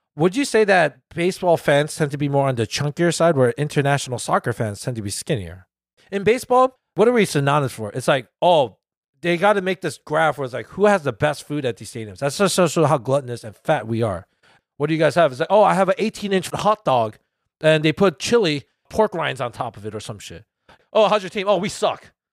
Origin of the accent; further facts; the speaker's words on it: United States; our country